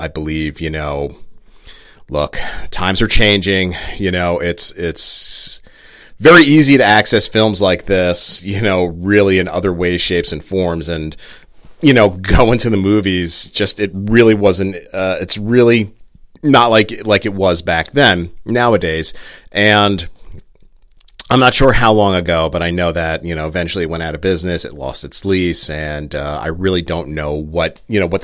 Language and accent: English; New Jersey, United States; I was born and raised in Jersey